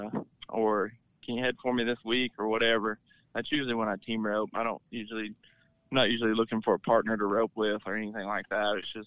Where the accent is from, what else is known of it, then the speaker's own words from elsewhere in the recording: Belleville, United States; Belleville, which is my hometown rodeo